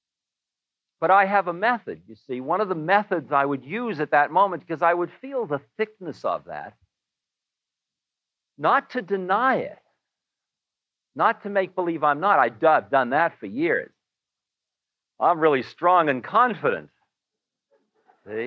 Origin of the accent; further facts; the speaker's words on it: Newton, Massachusetts, United States; I am a boy from Newton